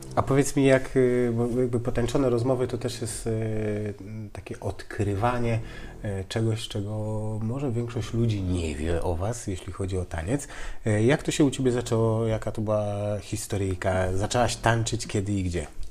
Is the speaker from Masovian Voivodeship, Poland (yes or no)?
no; Białogard, West Pomeranian Voivodeship, Poland; also born or lived in Koszalin; now in Tricity, Poland; urodziłem się i mieszkałem w Białogardzie, więc mała miejscowość